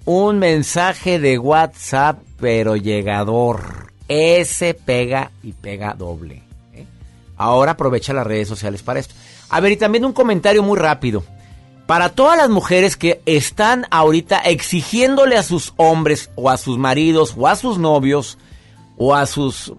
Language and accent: Spanish; Monterrey, Nuevo León, Mexico; mi querido Monterrey, mi tierra, mi gente